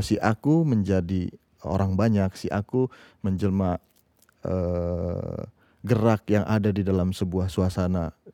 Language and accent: Indonesian; Jakarta, Indonesia; also born or lived in Tangerang; Aku lahir di Rawamangun, tumbuh hmm. Eh, di Rawamangun